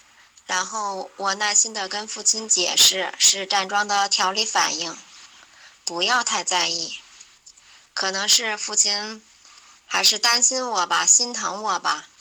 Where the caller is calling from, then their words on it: Tangshan, Hebei, China; 我是来自河北唐山的…。